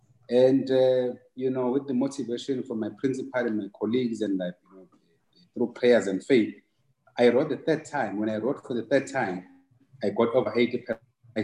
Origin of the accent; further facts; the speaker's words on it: Ngwavuma, KwaZulu-Natal, South Africa; knowing that I come from Ngwavuma, I come from, you know, the most difficult, you know, background.